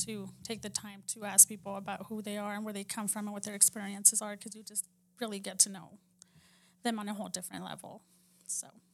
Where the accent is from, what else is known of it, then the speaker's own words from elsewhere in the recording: Texas, United States; where we grew up in Texas